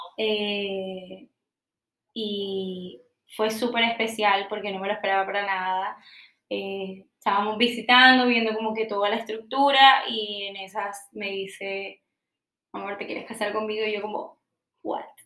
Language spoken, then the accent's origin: Spanish; Colombia; yo soy súper colombiana